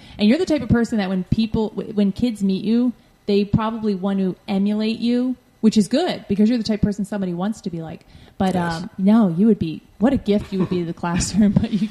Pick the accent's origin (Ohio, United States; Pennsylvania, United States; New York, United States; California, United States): Pennsylvania, United States; also born or lived in Southwest Florida; now in Florida, United States; I grew up in Pennsylvania, and I feel like going to the grocery store was kind of like a nightmare. It's different down here.